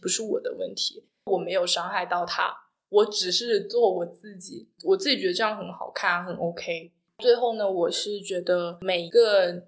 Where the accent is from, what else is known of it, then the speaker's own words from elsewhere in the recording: Guangdong, China; 我是广东人嘛